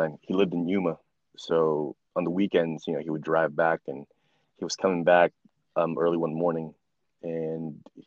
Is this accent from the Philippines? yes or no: yes; Philippines; I'm Filipino